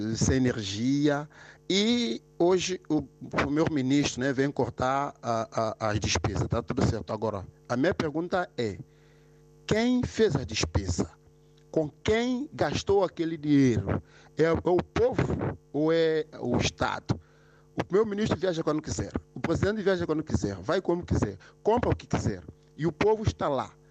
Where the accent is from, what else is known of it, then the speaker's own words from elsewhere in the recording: São Tomé & Príncipe; now in Portugal; na minha terra, Santo Meio Príncipe, a qual eu tenho muita saudade de lá estar. Pronto, estou cá em Portugal